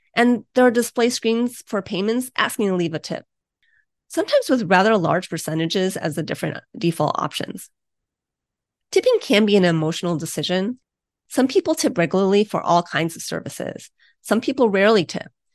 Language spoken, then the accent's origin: English; Ohio, United States; my home state of Ohio